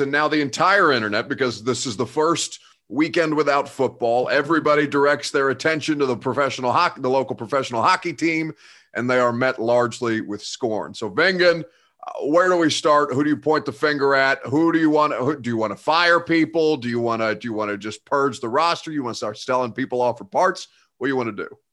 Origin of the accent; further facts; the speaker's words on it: Indiana, United States; now in Nashville, United States; I'm from Indiana